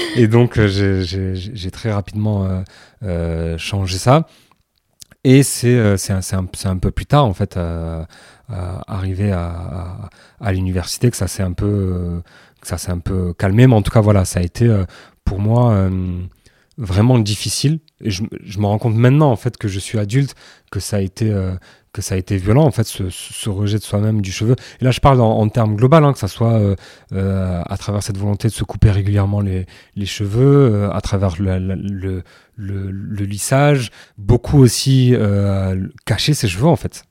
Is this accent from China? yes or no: no; France; Pour nous, maghrébins qui, qui, ont grandi en France